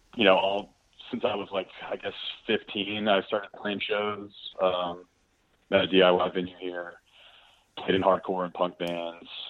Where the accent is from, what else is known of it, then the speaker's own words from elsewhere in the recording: Birmingham, Alabama, United States; also born or lived in Montgomery, Alabama / Nashville, Tennessee; I was born in Montgomery, Alabama, then moved here as a kid, Birmingham. Grew up here